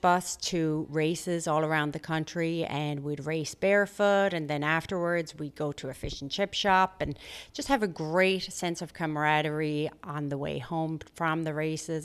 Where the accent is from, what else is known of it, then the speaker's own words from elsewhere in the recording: Limerick, Munster, Ireland; moved away as an adult; now in United States; Limerick City, where I'm from